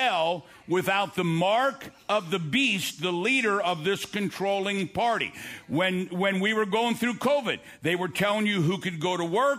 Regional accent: United States; I'm an American

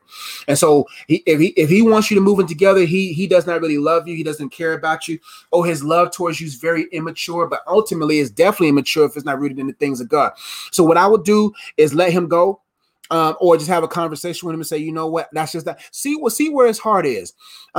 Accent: Nigeria; I'm Nigerian

